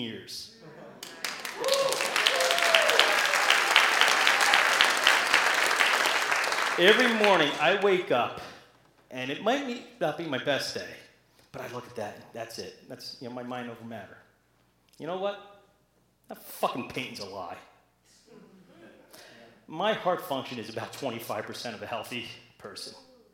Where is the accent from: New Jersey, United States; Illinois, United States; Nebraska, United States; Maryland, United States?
New Jersey, United States; I'm from New Jersey